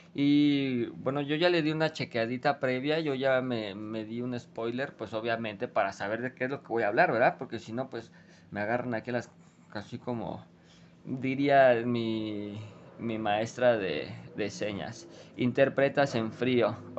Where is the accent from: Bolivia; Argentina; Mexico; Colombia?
Mexico; nosotros como mexicanos